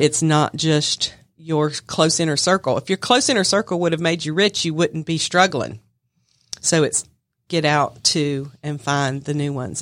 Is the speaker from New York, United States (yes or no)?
no; Smyrna, Georgia, United States; I'm from Smyrna